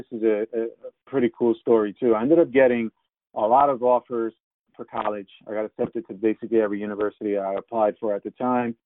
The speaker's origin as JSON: {"language": "English", "country": "United States", "moved": "yes", "said": "I'm originally from New York, New Jersey"}